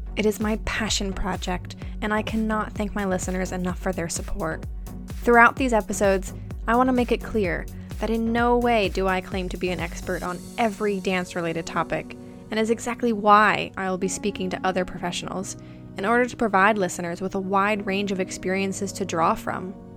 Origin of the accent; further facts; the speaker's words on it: Florida, United States; moved away as an adult; also born or lived in New York City; now in England; I'm originally from Florida and now reside in England with my wonderful husband.